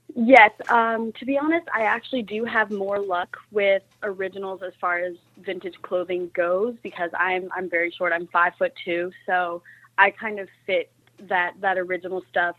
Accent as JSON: {"language": "English", "town": "Fayetteville", "region": "West Virginia", "country": "United States", "tie": "born or raised there", "said": "I was born and raised here in Fayetteville, West Virginia"}